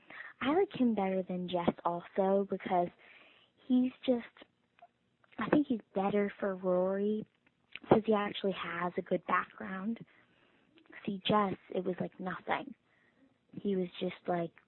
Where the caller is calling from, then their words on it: Brentwood, Tennessee, United States; I'm calling from Brentwood, Tennessee